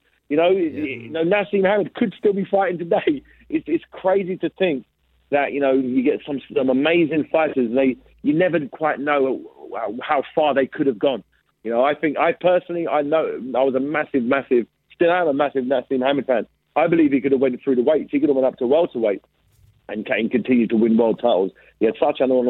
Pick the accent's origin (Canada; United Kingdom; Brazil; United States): United Kingdom; England; I'm a British fighter. I'm from England.